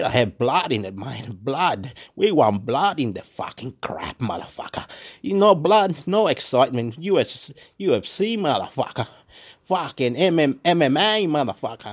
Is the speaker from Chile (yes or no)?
yes; Chile; also born or lived in Illawarra, New South Wales, Australia; now in Wollongong, Australia; I'm from Chile